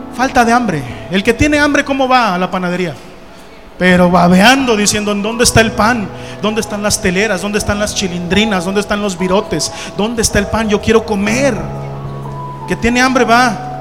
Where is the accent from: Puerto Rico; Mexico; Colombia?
Mexico; Coatepec Harinas, State of Mexico; moved away; Allá en mi pueblo, Coatepec de Harinas, Estado de México